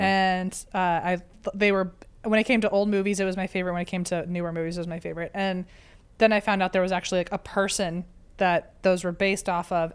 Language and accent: English; Virginia, United States; I'm from Virginia